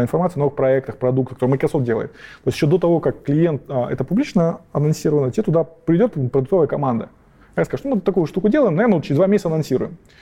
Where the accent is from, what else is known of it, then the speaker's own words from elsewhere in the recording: Kazakhstan; moved away; Я вообще-то родился в Казахстане